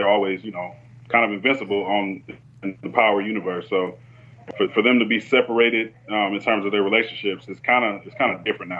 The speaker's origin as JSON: {"language": "English", "town": "Atlanta", "region": "Georgia", "country": "United States", "moved": "yes", "lives_now": "Des Moines, United States", "said": "I'm from Des Moines, Iowa. Actually from Atlanta, but been living here for a little while now."}